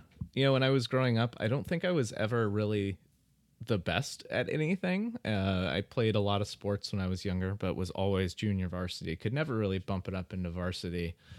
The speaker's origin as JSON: {"language": "English", "town": "Dayton", "region": "Ohio", "country": "United States", "tie": "born or raised there", "also_born_or_lived": "St. Louis, Missouri", "said": "I grew up, well, I was born in St. Louis, Missouri, but when I was real young, I moved to Dayton, Ohio. And I spent the first, like, really the first kind of like 20 years of my life, 20, 25 years of my life in Dayton, Ohio."}